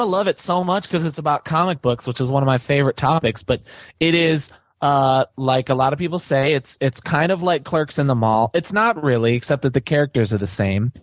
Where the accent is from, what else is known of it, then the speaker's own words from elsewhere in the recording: Chicago, Illinois, United States; growing up in Chicago